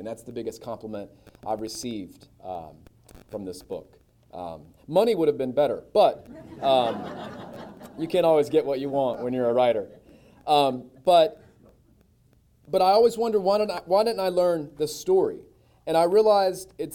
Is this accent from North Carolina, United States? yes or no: yes; Gastonia, North Carolina, United States; also born or lived in Lafayette, Louisiana; I grew up here in Gastonia. My mom's from here. My dad's from Shelby.